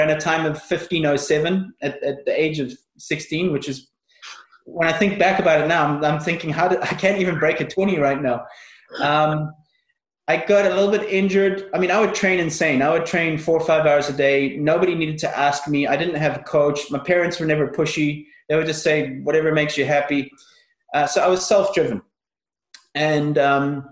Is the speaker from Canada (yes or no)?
no; South Africa; also born or lived in Northern Ireland; I was born in Northern Ireland, and at the age of six, we moved to South Africa.